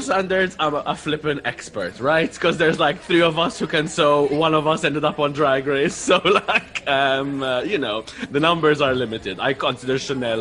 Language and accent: English; Malta; I'm from Malta